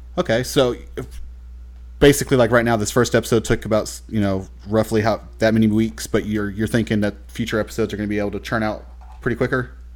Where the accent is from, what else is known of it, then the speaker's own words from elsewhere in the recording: Texas, United States; I'm from Texas